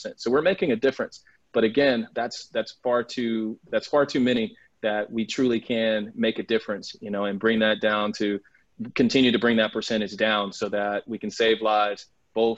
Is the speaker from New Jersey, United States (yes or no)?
no; North Carolina, United States; moved away; I'm originally from North Carolina